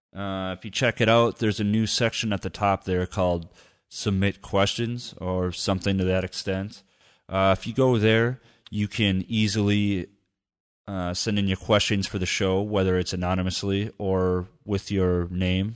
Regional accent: United States; now in Germany; as an American

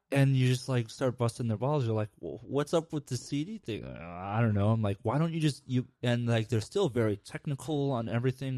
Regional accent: Midwest, United States; growing up in the Midwest

